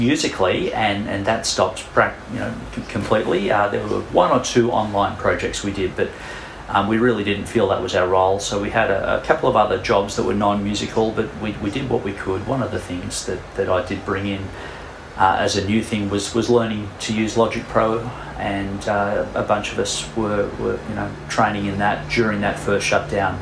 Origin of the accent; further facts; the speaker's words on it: Sydney, New South Wales, Australia; I'm from Sydney. I live in Kingsgrove